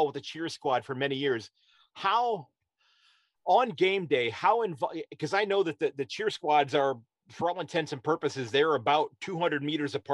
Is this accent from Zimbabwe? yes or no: no; United States; I'm an American